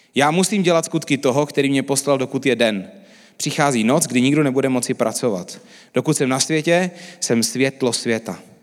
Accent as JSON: {"language": "Czech", "country": "Czechia", "said": "my Češi"}